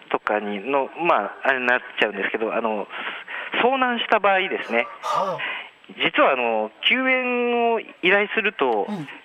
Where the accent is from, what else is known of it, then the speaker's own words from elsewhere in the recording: Kagoshima, Japan; moved away; 僕も鹿児島出身なので